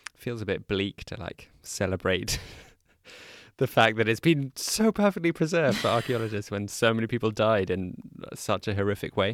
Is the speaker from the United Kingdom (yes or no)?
yes; United Kingdom; I'm British